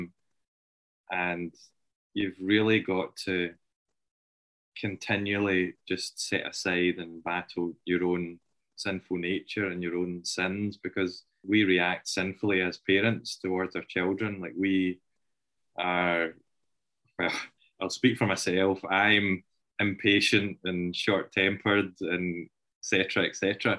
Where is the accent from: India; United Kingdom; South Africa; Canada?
United Kingdom; Kilbirnie, Scotland; I was brought up and lived in Kilburnie all my life until we moved